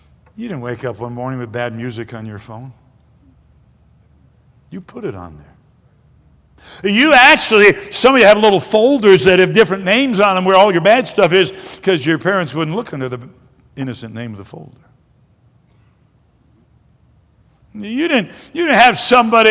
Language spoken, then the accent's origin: English; Detroit, Michigan, United States; also born or lived in Greenville, South Carolina; We left when I was about 2 years old, and I grew up most of my life in Michigan. Moved to Detroit when I was in the middle of the first grade